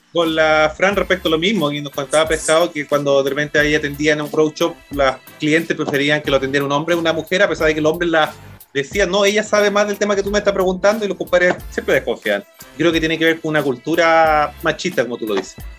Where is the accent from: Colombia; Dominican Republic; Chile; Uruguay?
Chile; Santiago, Santiago Metropolitan Region; soy de Santiago también